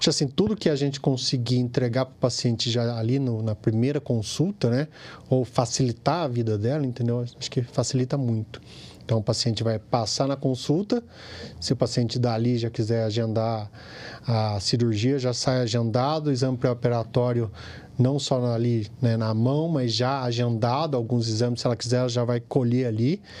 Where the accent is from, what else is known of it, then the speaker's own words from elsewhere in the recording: Pindamonhangaba, São Paulo, Brazil; born there; Sou nascido em Pindamonhangaba, fiz faculdade em Taubaté